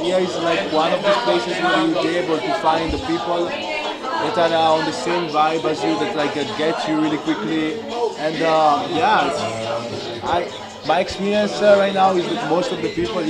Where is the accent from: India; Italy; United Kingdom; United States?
Italy; moved away as an adult; also born or lived in Budapest; I've been born and raised in Italy.